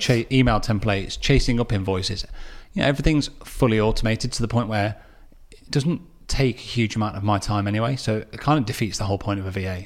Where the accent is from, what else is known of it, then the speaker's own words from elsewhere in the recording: Derby, East Midlands, United Kingdom; my hometown of Derby